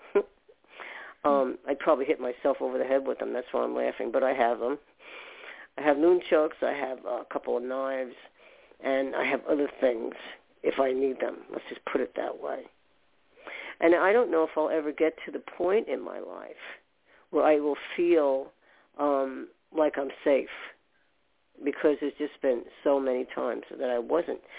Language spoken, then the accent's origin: English; New York, United States; I was born in New York